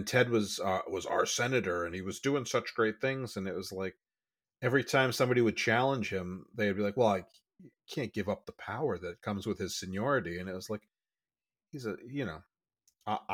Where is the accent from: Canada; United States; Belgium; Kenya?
United States; Massachusetts; I grew up in Massachusetts